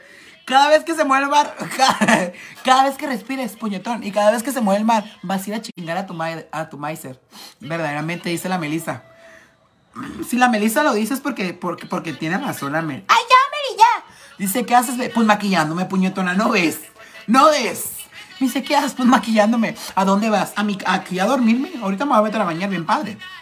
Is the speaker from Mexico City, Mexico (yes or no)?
no; Tijuana, Baja California, Mexico; yo soy de Tijuana, Baja California